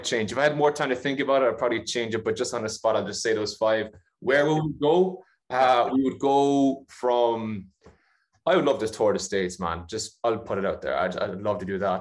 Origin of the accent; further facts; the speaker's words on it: Ireland; Ireland just because it's my home country